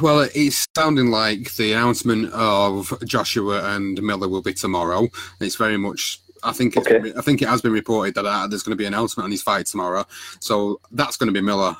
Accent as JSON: {"language": "English", "country": "United Kingdom", "said": "as a Brit"}